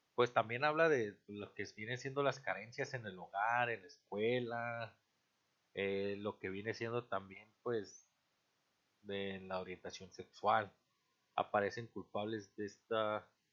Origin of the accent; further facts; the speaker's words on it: Mexico; somos un mexicano más en este país